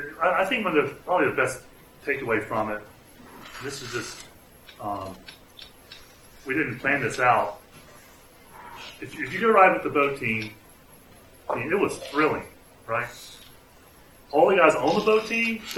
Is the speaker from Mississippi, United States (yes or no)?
yes; Mississippi, United States; also born or lived in California; I'm from Mississippi. I lived in California a little while.